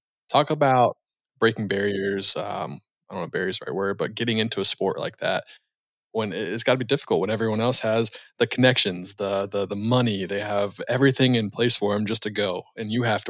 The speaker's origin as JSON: {"language": "English", "town": "Charlotte", "region": "North Carolina", "country": "United States", "said": "I'm from Charlotte, North Carolina, so NASCAR, obviously, right?"}